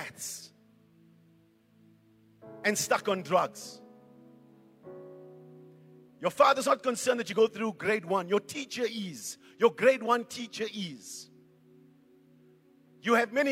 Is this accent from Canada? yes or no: no; Johannesburg, Gauteng, South Africa; when I grew up in Coronationville